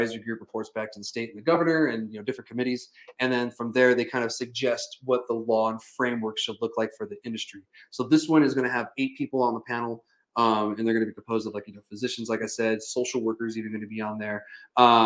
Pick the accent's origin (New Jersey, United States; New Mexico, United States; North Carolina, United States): New Mexico, United States; Alamogordo; my hometown, Alamogordo